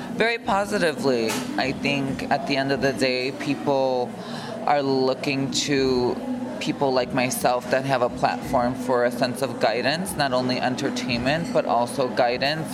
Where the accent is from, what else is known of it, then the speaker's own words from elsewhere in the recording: Carpentersville, Illinois, United States; I grew up in a small suburb in Illinois, uh, right outside of Chicago, called Carpentersville